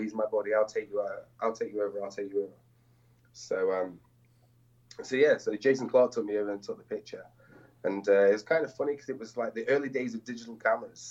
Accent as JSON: {"language": "English", "region": "England", "country": "United Kingdom", "said": "I'm from England"}